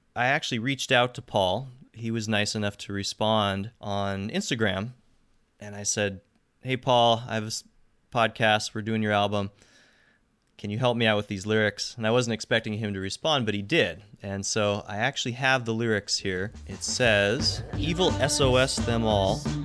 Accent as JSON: {"language": "English", "town": "Seattle", "region": "Washington", "country": "United States", "said": "I'm from Seattle"}